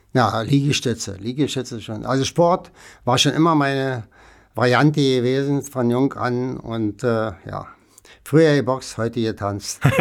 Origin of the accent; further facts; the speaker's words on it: Berlin, Germany; ich bin ja ein Berliner Kind. Ich bin ja 1940 geboren, also während des Krieges sozusagen. Und äh, da ich im Osten und im Westen groß geworden bin